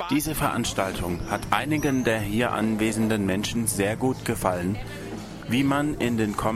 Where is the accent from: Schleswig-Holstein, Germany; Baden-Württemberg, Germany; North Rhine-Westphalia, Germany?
Baden-Württemberg, Germany; Heilbronn; Und ähm, ich komme aus Heilbronn.